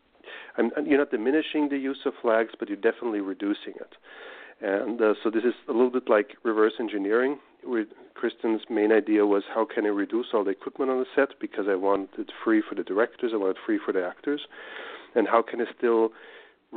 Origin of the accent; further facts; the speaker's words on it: Austria; I come from Austria